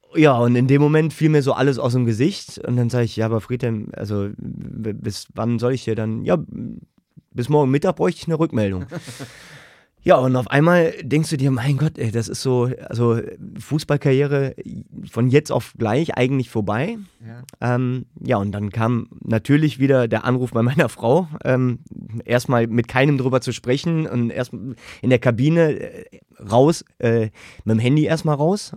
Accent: Königswinter, North Rhine-Westphalia, Germany; also born or lived in Siegburg / Düsseldorf; ich bin in Siegburg geboren, Königswinter aufgewachsen.

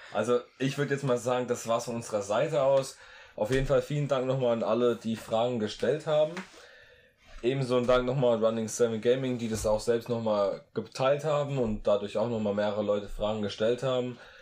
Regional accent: Rhineland-Palatinate, Germany; der Akzent von uns, der ist manchmal so ein bisschen speziell

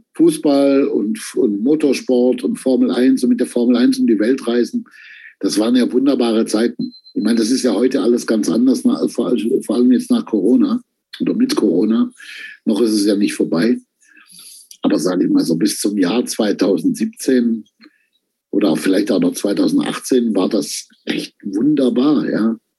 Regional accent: Stuttgart, Baden-Württemberg, Germany; in Stuttgart, wo ich herkomme

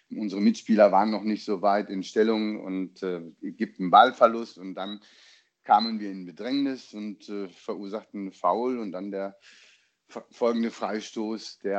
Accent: Dortmund, North Rhine-Westphalia, Germany; bei uns in Dortmund gab es ja auch am Samstagnachmittag Regen.

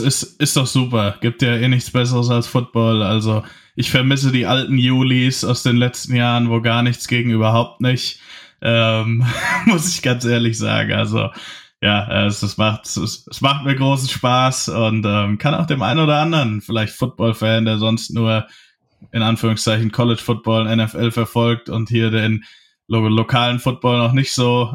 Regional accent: Hesse, Germany; ich komme ja aus Hessen

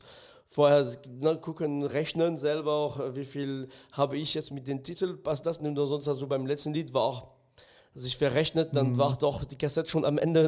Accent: France; moved away; ich bin im ganz Minidorf in Frankreich aufgewachsen

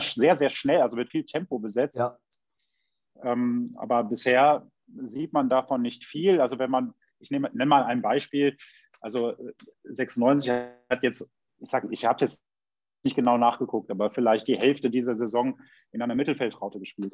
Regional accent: Düsseldorf, North Rhine-Westphalia, Germany; ich komme aus Düsseldorf

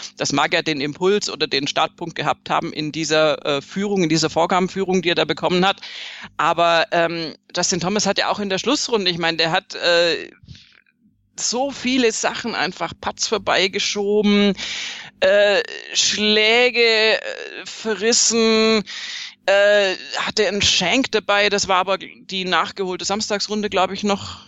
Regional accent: Swabia, Germany; ich bin Schwäbin

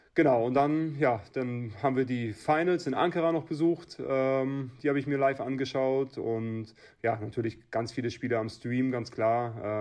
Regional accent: Schwerin, Mecklenburg-Vorpommern, Germany; Scherin ist meine Heimat, das ist mein Heimatverein, hier bin ich groß geworden

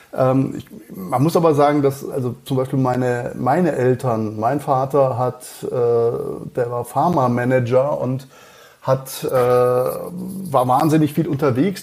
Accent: Schliengen, Baden-Württemberg, Germany; accent: Alemannic; also born or lived in Mannheim / Cologne; now in Munich, Germany; ich bin in, äh, Schlingen, äh, aufgewachsen

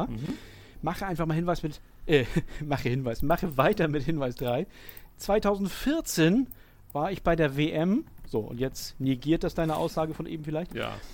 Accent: Groningen, Netherlands; Bei dem Club handelt es sich um einen kleinen Amateurverein in meiner Heimatstadt Groningen.

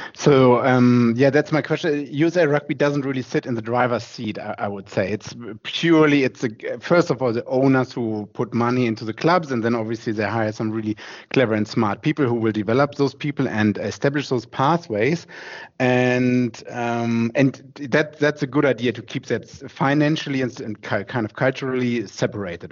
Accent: Germany; English is a second language; I'm German

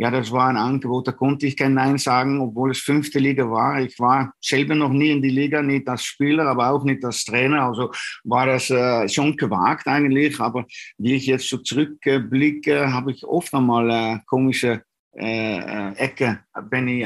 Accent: Dornbirn, Vorarlberg, Austria; Äh, es war auch nicht so weit von, äh, von meiner Heimat, von Dornbirn.

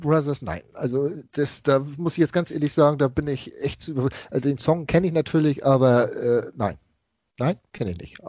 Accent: Hamburg, Germany; was ich als Hamburger Jung und HSV-Fan so miterlebt habe, von klein auf mit der Raute groß zu werden

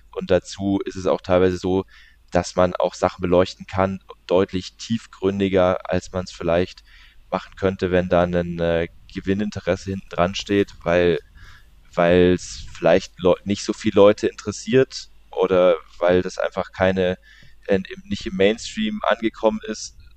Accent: Leimen, Baden-Württemberg, Germany; born or raised there; also born or lived in Walldorf

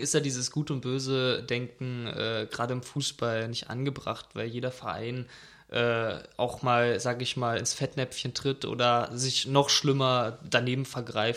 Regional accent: Berlin, Germany; ich bin Berliner.

